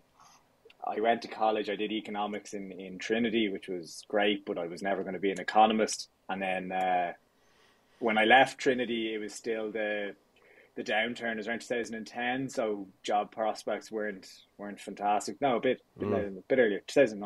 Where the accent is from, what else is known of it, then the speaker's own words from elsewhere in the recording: Dublin, Leinster, Ireland; I grew up out near Cabinteely there. Lived there all my younger years and went to school in Dublin, went to college in Dublin.